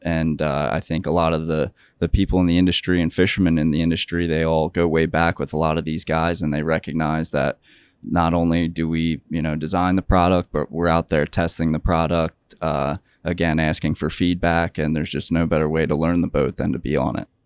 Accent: Ocean City, New Jersey, United States; growing up in New Jersey in Ocean City

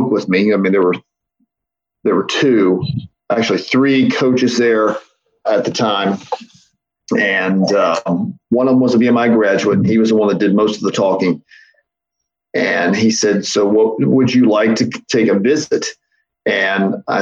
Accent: Milton, West Virginia, United States; also born or lived in Huntington, West Virginia; I was born in Huntington, grew up in Milton.

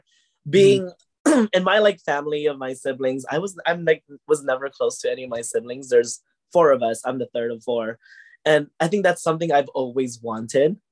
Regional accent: Hawaii, United States; growing up in Hawaii

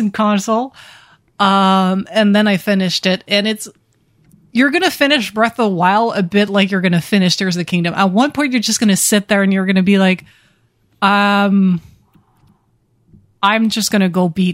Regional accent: Ottawa, Ontario, Canada; moved away; my hometown of Ottawa

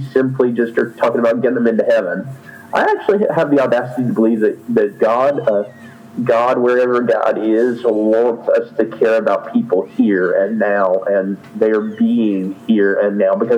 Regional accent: North Carolina, United States; I was raised in North Carolina here in the United States

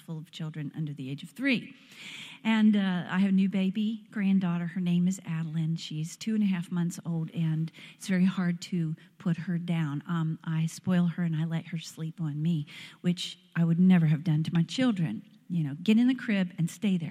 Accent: Pennsylvania, United States; moved away as an adult; now in Tennessee, United States; It is so good to be home where the accent is one that I understand

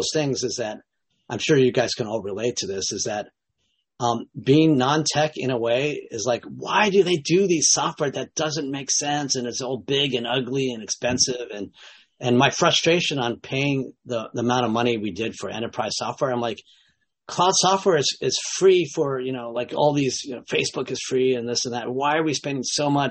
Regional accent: United States; I was born in the States to Japanese parents, so Japanese-American

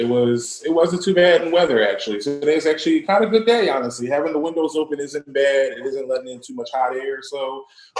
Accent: Philadelphia, Pennsylvania, United States; also born or lived in West Oakland; Born and raised in Philadelphia. Was born, raised in Germantown

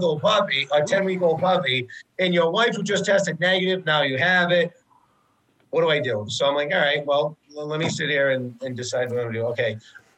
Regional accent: Rhode Island, United States; I'm from Rhode Island

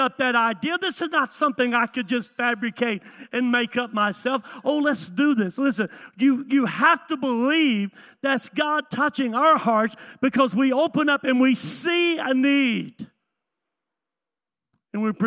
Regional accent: the South, United States; I grew up in the South

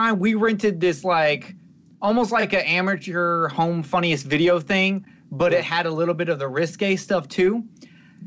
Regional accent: Alabama, United States; I'm from Alabama. I am from the Bible Belt

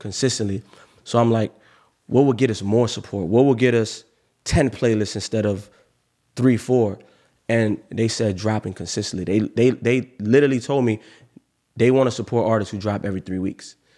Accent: Cape Coral, Florida, United States; also born or lived in Miami; I'm from Miami, but I grew up in Cape Coral

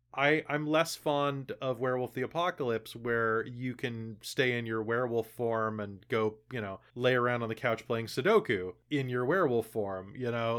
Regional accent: United States; now in Canada; I'm American personally, even though I live in Canada

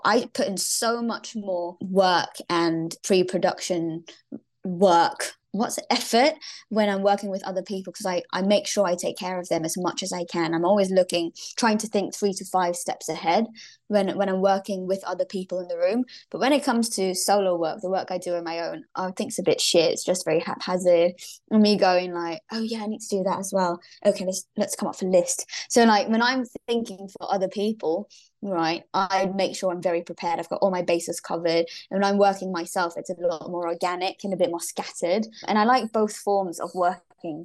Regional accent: Singapore; moved away as an adult; also born or lived in Glasgow, Scotland / United States / China; Born and raised in Singapore.

